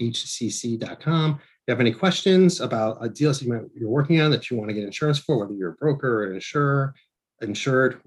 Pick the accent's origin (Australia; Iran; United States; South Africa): United States; Northeast; I'm from the Northeast and I live in the Northeast.